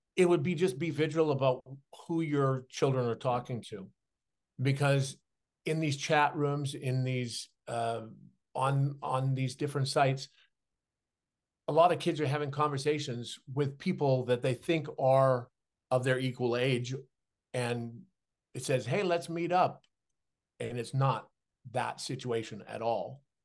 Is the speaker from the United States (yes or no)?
no; Saskatchewan, Canada; moved away; as a kid growing up in Saskatchewan with dyslexia